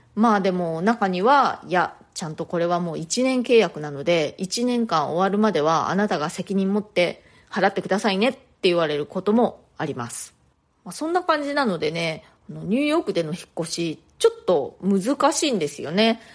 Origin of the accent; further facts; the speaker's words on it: Japan; first language Japanese; moved away as an adult; now in New York, United States; 日本人として